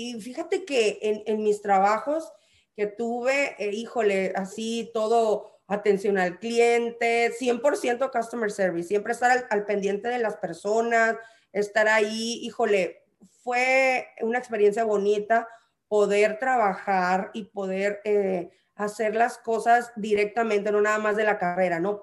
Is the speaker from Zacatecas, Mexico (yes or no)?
no; San Luis Río Colorado, Sonora, Mexico; moved away; soy orgullosamente sanluisina eh, ¿qué te puedo decir? Amo, amo haber nacido en San Luis Colorado.